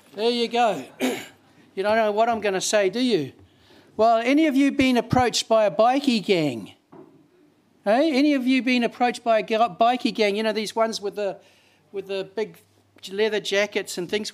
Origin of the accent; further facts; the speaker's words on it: Auckland, New Zealand; I'm from South Auckland, you know, South Sidebro